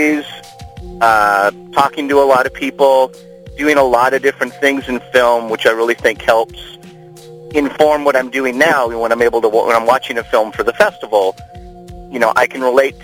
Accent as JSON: {"language": "English", "town": "Sioux Falls", "region": "South Dakota", "country": "United States", "tie": "born or raised there", "also_born_or_lived": "Minneapolis / San Francisco", "moved": "as an adult", "lives_now": "Los Angeles, United States", "said": "behind the popcorn stand of the Hollywood Theater in Sioux Falls, South Dakota. I got my first job there when I was about, actually, I was 14"}